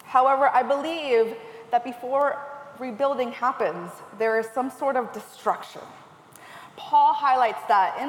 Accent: California, United States; I am originally from California

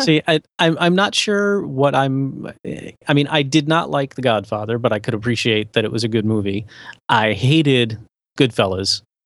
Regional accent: West Palm Beach, Florida, United States; I'm from West Palm Beach, which is adjacent to Palm Beach

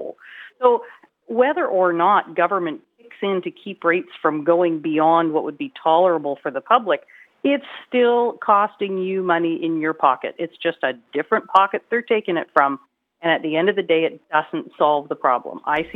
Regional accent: British Columbia, Canada; we as British Columbians

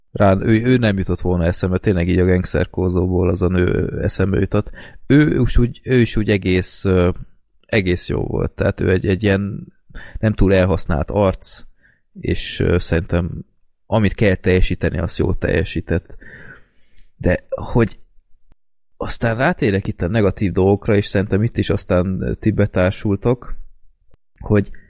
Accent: Budapest, Hungary; ami budapestiként engem rohadtul felcseszett

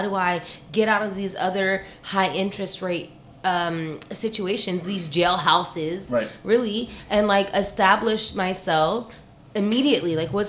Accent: Canada; So I'm Canadian.

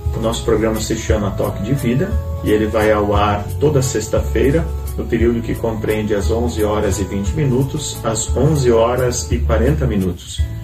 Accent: Vilhena, Rondônia, Brazil; now in Palmitos, Brazil; eu sou natural da cidade de Vilhena, no estado de Rondônia

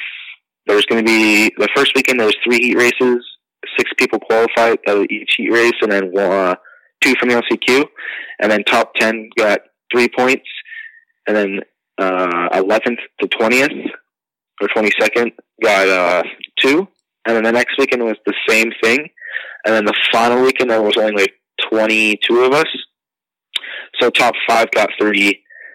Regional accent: Mission, British Columbia, Canada; also born or lived in Aldergrove, British Columbia; I was born in BC. I'm pretty sure I was born in Aldergrove and then moved to Mission, and I've lived there ever since

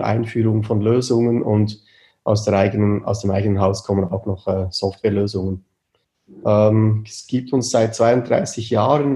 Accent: near Bern, Switzerland; Wir kommen aus der Nähe von Bern

